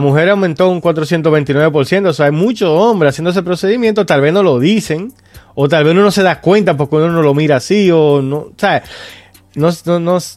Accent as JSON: {"language": "Spanish", "country": "Dominican Republic", "said": "nosotros que somos dominicanos"}